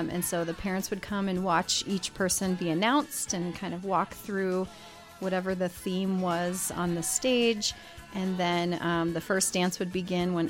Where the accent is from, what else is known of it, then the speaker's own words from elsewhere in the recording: South Dakota, United States; moved away; I grew up in South Dakota, so in a small town